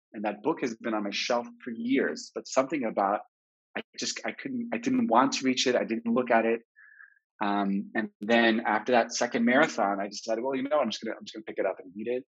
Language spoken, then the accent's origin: English; Jerusalem, Jerusalem District, Israel; So I grew up in French Hill, the conservative movement of the 80s, the bubble, the Anglo Saxon bubble in Jerusalem.